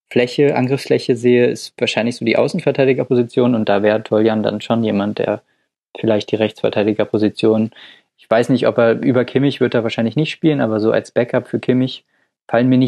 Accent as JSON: {"language": "German", "town": "Dortmund", "region": "North Rhine-Westphalia", "country": "Germany", "said": "Den Namen wollte ich als Dortmunder jetzt nicht nennen, um nicht zu parteiisch zu wirken"}